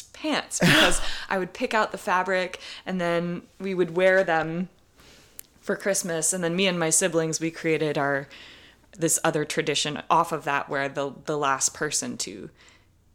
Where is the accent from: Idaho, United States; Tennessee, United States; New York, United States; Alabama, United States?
Idaho, United States; Our lakes and forests where I grew up in Idaho